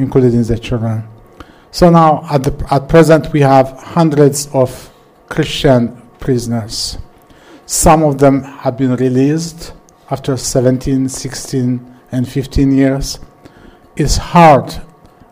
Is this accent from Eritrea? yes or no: yes; Eritrea; I am from Eritrea